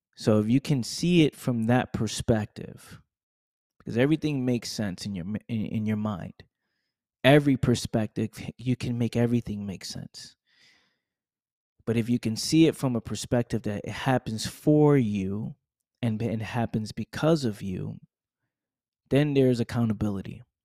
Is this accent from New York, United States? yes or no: yes; New York, United States; I'm from New York